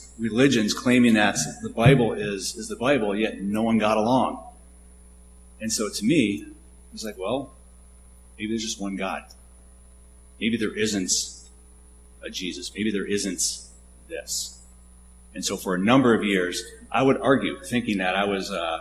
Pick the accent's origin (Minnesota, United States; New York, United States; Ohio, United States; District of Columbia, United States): Minnesota, United States; Ottawa; So I grew up in Ottawa, Minnesota, a small town about 35, 40 minutes to the east of here